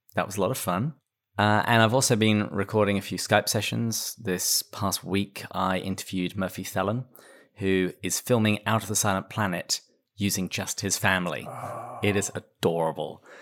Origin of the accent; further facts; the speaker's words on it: England, United Kingdom; moved away; I am English, but I live in another country